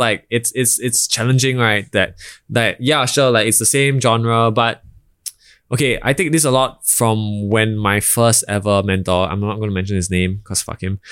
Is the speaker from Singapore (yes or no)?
yes; Singapore; I was born in Singapore by a, by a Bhutanese father and a Singaporean Chinese mother.